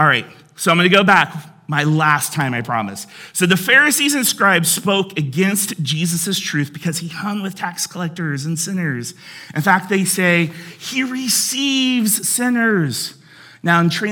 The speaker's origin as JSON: {"language": "English", "town": "Cincinnati", "region": "Ohio", "country": "United States", "tie": "born or raised there", "said": "I grew up in Cincinnati"}